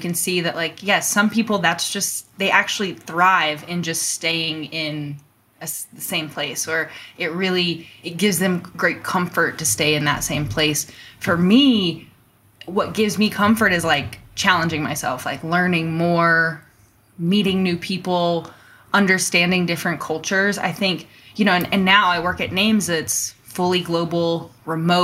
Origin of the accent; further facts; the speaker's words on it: North Carolina, United States; moved away as an adult; now in Colorado, United States; I grew up in North Carolina, though, somewhere on the East Coast in the US